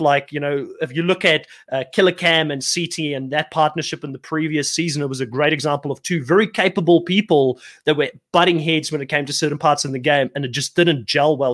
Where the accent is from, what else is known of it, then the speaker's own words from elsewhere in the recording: South Africa; growing up in South Africa